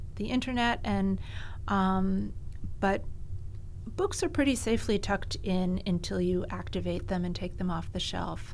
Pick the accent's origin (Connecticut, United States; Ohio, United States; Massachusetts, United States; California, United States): Connecticut, United States; Greenwich; born or raised there; also born or lived in New York City